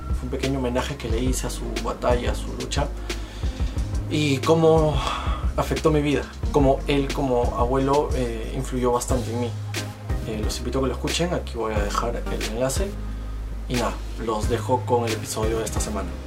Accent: Peru; nosotros como peruanos

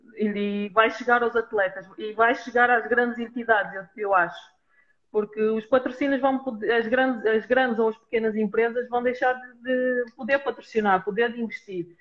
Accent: Portugal; nós, enquanto portuguesas

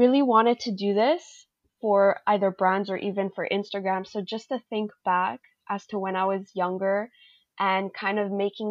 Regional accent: Montreal, Quebec, Canada; I am a 21-year-old from Montreal, Quebec, Canada

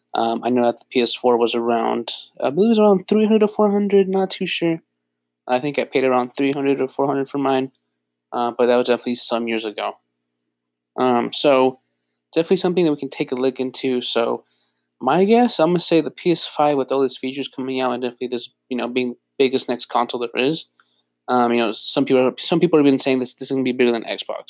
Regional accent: Bay Area, California, United States; I was born and raised in the Bay Area.

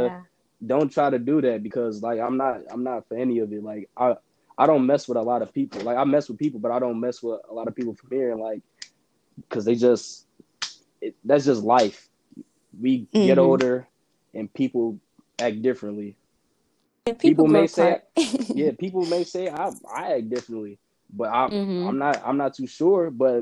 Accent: Indiana, United States; I'm from Indiana. So it's a lot of people that I messed with back in the day in high school.

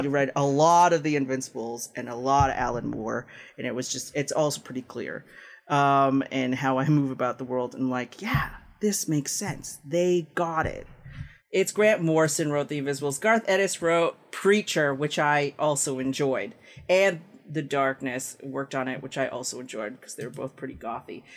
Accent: Toronto, Ontario, Canada; also born or lived in Philippines; I was born there, and I was raised in Tirana in Canada

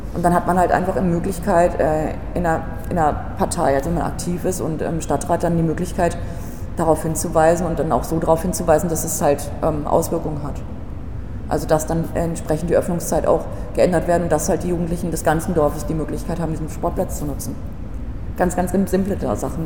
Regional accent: Altenbeken, North Rhine-Westphalia, Germany; also born or lived in Paderborn; now in Berlin, Germany

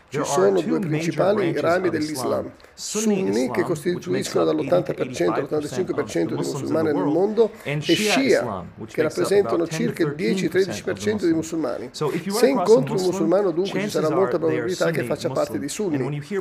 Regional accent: United States; Italian is a second language; Io stesso sono nato negli Stati Uniti, cresciuto in Occidente, quindi vedo il mondo diverso da quelli che sono cresciuti ad est.

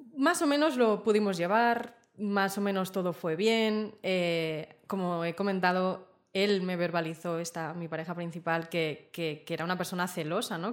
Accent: Zaragoza, Aragon, Spain; moved away as an adult; now in Barcelona, Spain; yo soy de Zaragoza y vine a Barcelona a estudiar, ya hace siete años

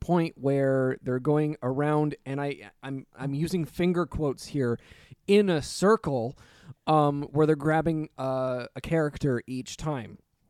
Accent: Canada; We're Canadian.

